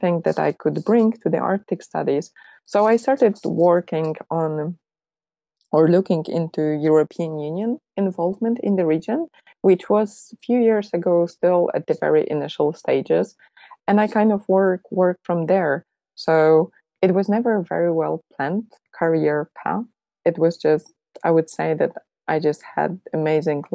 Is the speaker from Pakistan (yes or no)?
no; Poland; moved away; I'm originally from Poland